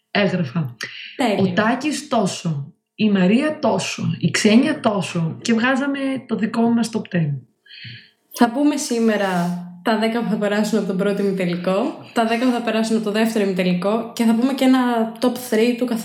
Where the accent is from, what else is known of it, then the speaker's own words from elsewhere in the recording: Thessaloniki, Central Macedonia, Greece; λοιπόν, είμαι 23, είμαι από τη Θεσσαλονίκη και σπουδάζω βιολογία.